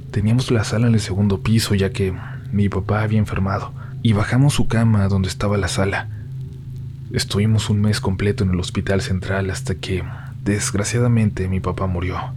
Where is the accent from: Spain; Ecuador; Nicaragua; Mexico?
Mexico; San Luis Potosí; soy de San Luis Potosí.